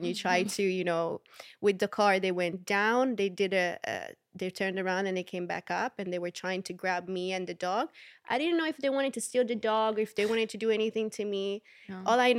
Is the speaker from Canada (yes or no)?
no; Southern Italy, Italy; Like, I'm from Southern Italy. Like, I am not gonna, you know, like, I'm the opposite.